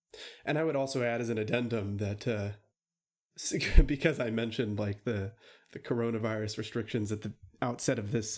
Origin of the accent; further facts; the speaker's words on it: United States; Look, I was born and raised here in America.